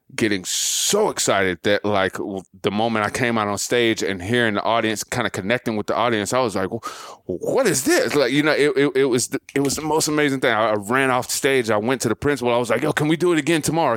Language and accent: English; Montgomery, Alabama, United States; moved away; I'm from Montgomery, Alabama